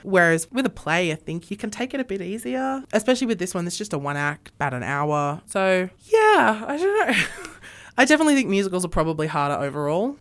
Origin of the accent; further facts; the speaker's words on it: Sydney, New South Wales, Australia; moved away as an adult; now in Armidale, Australia; I grew up in Sydney.